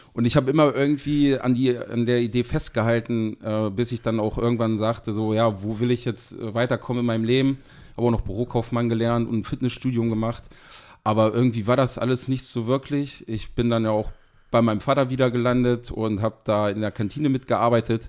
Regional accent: Seesen, Lower Saxony, Germany; ich komme aus dem schönen Harz, äh, genau gesagt aus Sesen.

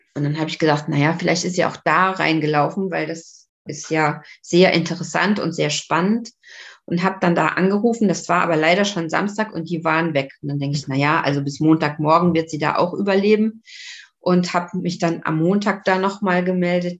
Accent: Saarbrücken, Saarland, Germany; now in Lübeck, Germany; ich komme ja eigentlich aus Saarbrücken und bin dann nach Lübeck gezogen

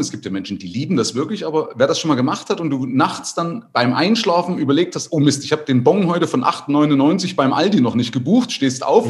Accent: East Germany, Germany; ich hatte das Glück, in der DDR obdachlos zu sein

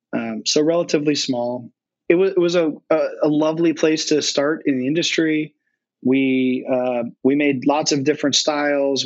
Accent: North Carolina, United States; moved away as an adult; now in Cincinnati, United States; born, born and raised in North Carolina

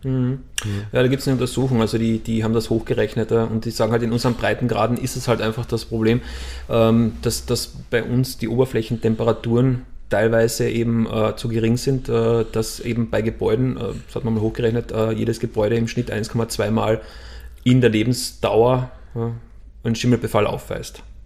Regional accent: Austria; Bei uns in Österreich

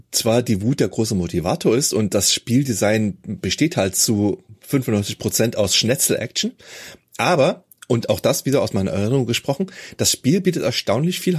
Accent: Germany; ich bin ja in der DDR aufgewachsen

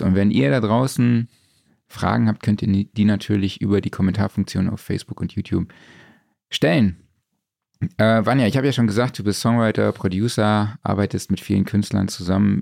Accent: Saarland, Germany

